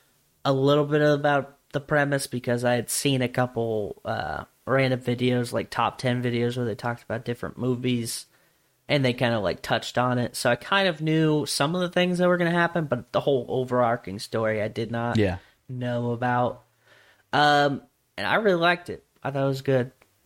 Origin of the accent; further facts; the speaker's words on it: Louisiana, United States; New Mexico. What the fuck? I'm from Louisiana.